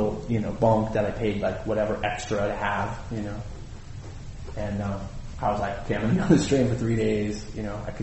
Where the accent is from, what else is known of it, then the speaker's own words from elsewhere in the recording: United States; I'm American